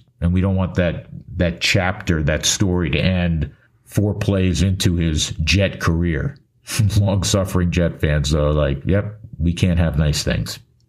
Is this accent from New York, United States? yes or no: yes; New York, United States; I grew up in New York